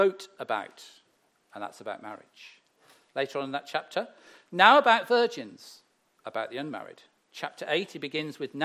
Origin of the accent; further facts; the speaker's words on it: Herefordshire, West Midlands, United Kingdom; moved away; I grew up in Herefordshire, the beautiful rolling countries